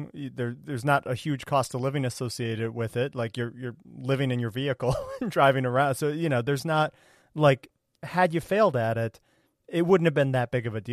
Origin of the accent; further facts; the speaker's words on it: United States; from the States here, it's a very American notion, I think.